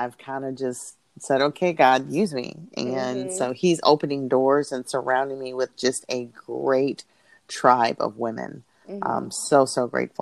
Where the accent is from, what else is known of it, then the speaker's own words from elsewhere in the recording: Peoria, Illinois, United States; moved away as an adult; also born or lived in North Carolina; now in Indianapolis, United States; I'm originally from Peoria, Illinois